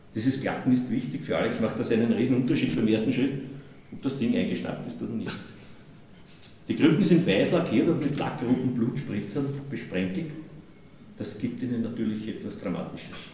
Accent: Austria; accent: Austrian dialect; in meinem österreichischen Dialekt

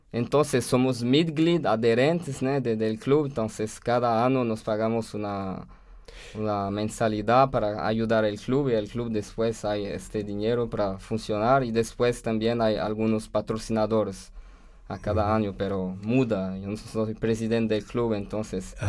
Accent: France; Spanish is a second language; moved away as an adult; also born or lived in Brazil; now in Austria; en Francia, en mi país

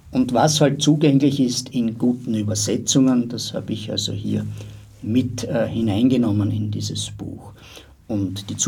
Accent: Styria, Austria; Ich habe mich persönlich nie immer so als Österreicher besonders gesehen, schon, ja, also man ist schon Österreicher oder als Steirer oder was auch immer oder als Grazer, als Brucker, was du willst

